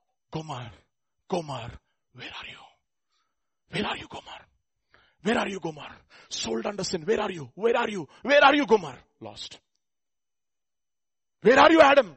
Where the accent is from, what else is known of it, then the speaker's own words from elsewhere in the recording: India; we Indians